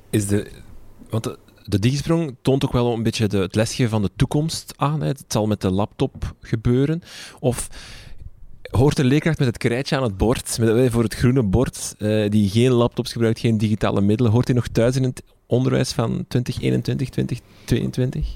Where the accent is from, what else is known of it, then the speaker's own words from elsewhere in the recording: Flanders, Belgium; bij ons in Vlaanderen